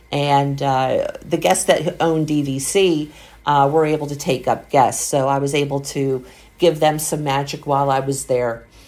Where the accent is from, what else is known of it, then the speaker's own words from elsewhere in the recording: Pennsylvania, United States; A lot of times for our Northeasterners that, you know, like I am from Pennsylvania, we don't go down in the summer because we know it's so hot.